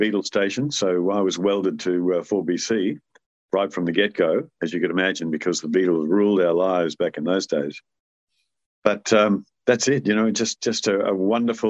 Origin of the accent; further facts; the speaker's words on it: Brisbane, Queensland, Australia; we were so blessed living in Brisbane